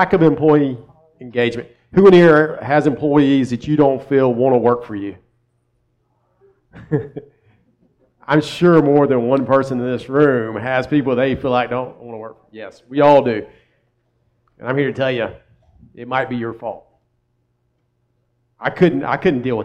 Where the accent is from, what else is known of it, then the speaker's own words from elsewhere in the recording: Columbia, South Carolina, United States; also born or lived in Myrtle Beach, South Carolina; I'm from South Carolina